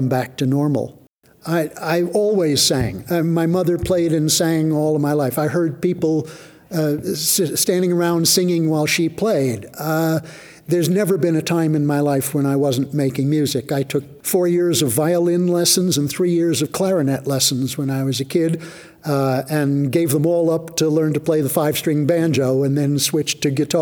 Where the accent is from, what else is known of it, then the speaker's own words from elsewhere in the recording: New York, United States; moved away as an adult; also born or lived in Honolulu; now in Big Island, Hawaii, United States; I grew up in Manhattan